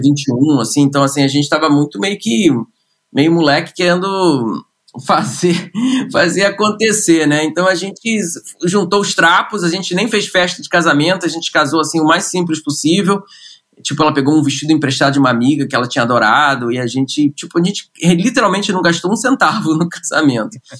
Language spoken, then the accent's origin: Portuguese; Rio de Janeiro, Brazil; moved away; Eu, eu sou carioca, nasci no Rio de Janeiro, uh, nasci no subúrbio do Rio de Janeiro, né? Minha família é, é de Marechal Hermes